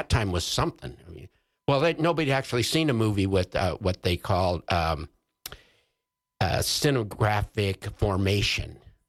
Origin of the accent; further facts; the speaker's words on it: Jackson, Wyoming, United States; in my hometown of Jackson